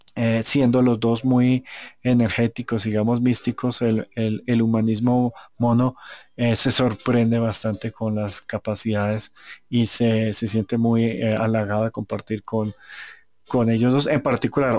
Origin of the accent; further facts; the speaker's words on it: Colombia; yo soy colombiano